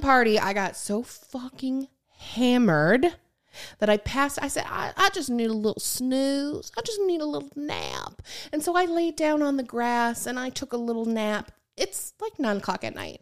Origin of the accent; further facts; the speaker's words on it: Michigan, United States; I grew up in Michigan.